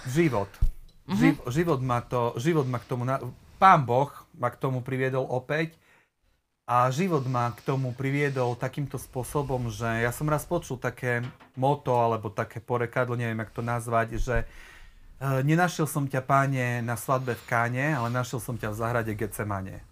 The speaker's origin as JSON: {"language": "Slovak", "town": "Haniska", "region": "Prešov Region", "country": "Slovakia", "tie": "born or raised there", "lives_now": "Prešov, Slovakia", "said": "celé svoje detstvo a svoju mladosť uh, som strávil vlastne v dedine, blízko Prešova, Haniske pri Prešove"}